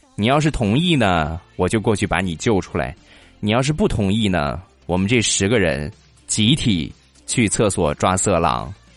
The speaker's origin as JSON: {"language": "Chinese", "town": "Rizhao", "region": "Shandong", "country": "China", "said": "这是我们日照比较出名的产业，种茶的"}